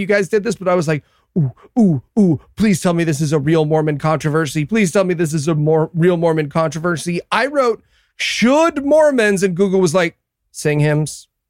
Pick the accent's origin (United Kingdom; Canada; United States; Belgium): United Kingdom; And I wrote in my notes, March, for the record, as a British person, that's bad.